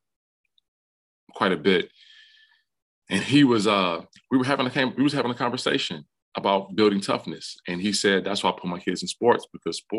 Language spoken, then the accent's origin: English; Detroit, Michigan, United States; moved away as an adult; now in Ann Arbor, United States; growing up in Detroit